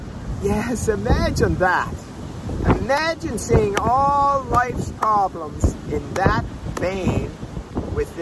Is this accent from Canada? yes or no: yes; Prince Edward Island, Canada; moved away as an adult; also born or lived in Calgary, Canada; now in Mexico; I moved back from Calgary to Prince Edward Island, where I'm from.